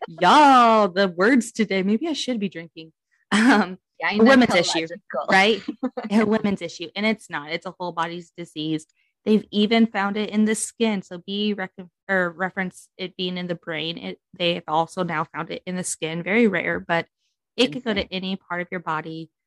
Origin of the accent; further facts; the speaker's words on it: New York, United States; I'm from New York